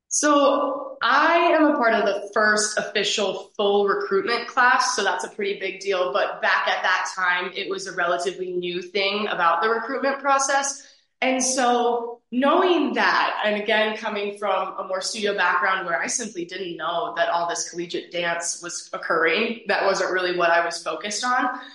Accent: Eagan, Minnesota, United States; I'm originally from Eagan, Minnesota. I now live on campus at the University of Minnesota

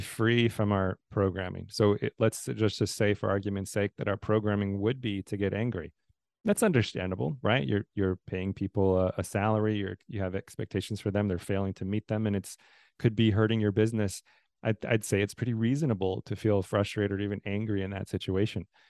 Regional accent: Southeast Wisconsin, United States; moved away as an adult; also born or lived in Texas / Tallahassee, Florida; now in Nashville, United States; all of my kind of formative years, kindergarten through high school was all in Wisconsin, Southeast Wisconsin

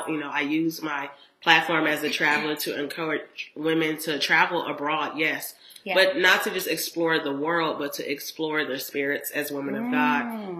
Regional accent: Huntsville, Alabama, United States; I grew up here in Huntsville, Alabama.

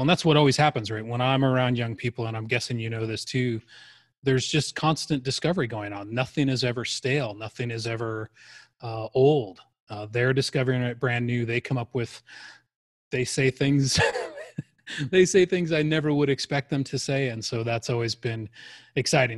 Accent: Arizona, United States; I grew up in Arizona.

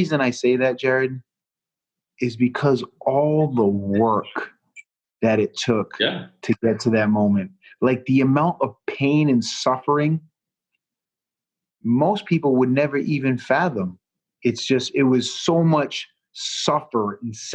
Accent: Southeastern Massachusetts, United States; being from Massachusetts and growing up a Patriot fan

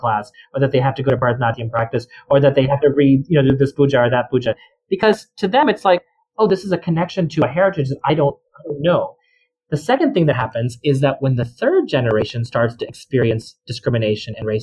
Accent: Central Texas, United States; I grew up in a very small town in Central Texas

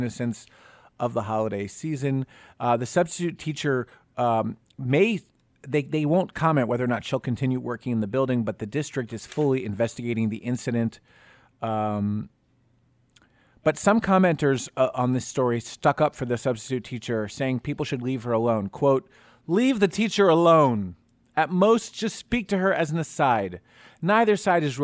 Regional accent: Summit, New Jersey, United States; My hometown is Summit, New Jersey

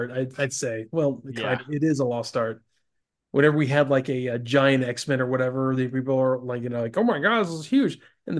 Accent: Pensacola, Florida, United States; Back when I worked, I grew up working in Albertsons in Pensacola.

